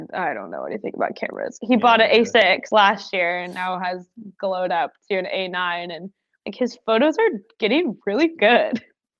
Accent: United Kingdom; accent: British; my British accent is a bit Australian.

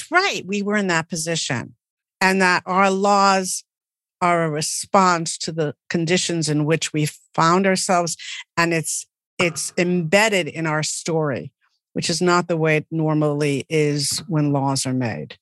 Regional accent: United States; as an American

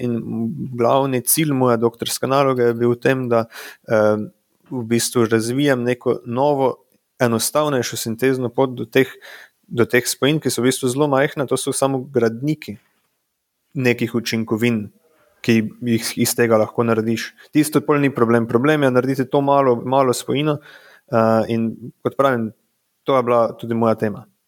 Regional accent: Radenci, Slovenia; now in Prekmurje, Slovenia; prihajam po rodu iz Radencev

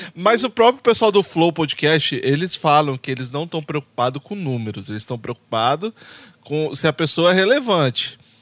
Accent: Espírito Santo, Brazil; now in United States; eu sou do Espírito Santo

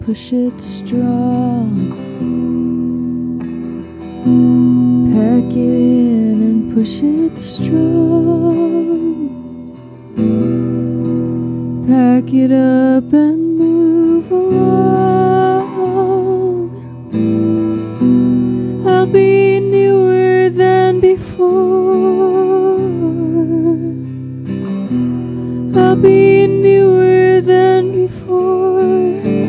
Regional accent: Boston, Massachusetts, United States; moved away as an adult; also born or lived in Iowa; now in Chicago, United States; after growing up in Boston, like moving to rural Iowa felt pretty crazy

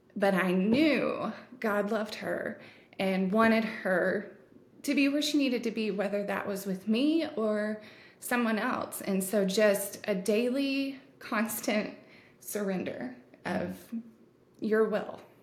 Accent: Texas, United States; I am a Texan uh, Texan American

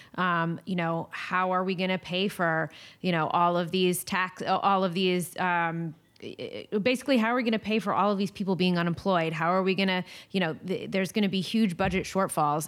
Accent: East Coast, United States; moved away; my East Coast vibes and my, my East Coast, um, you know, roots

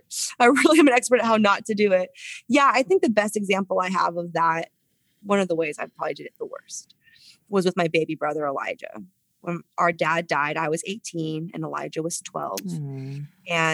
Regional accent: San Francisco, California, United States; San Francisco, my hometown

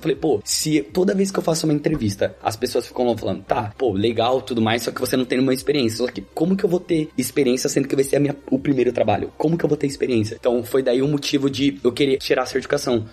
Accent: Suzano, São Paulo, Brazil; moved away as an adult; also born or lived in Italy; now in London, United Kingdom; basicamente eu sou de São Paulo, da Zona Leste, uma cidade chamada Suzano

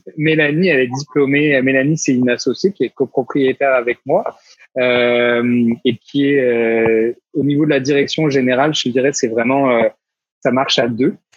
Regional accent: France; moved away as an adult; now in Quebec, Canada; à 6000 km de ma terre natale

